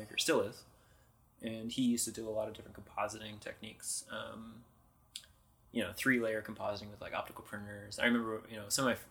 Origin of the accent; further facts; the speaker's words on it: Bay Area, California, United States; also born or lived in San Francisco / Marin; I grew up in the Bay Area